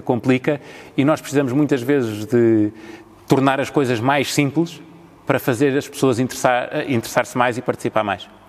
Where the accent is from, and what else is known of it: Portugal